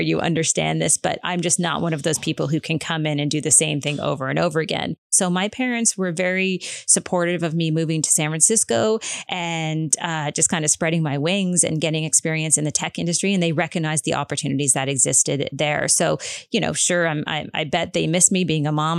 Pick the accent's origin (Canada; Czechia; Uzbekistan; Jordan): Canada; Prince Edward Island; growing up on Prince Edward Island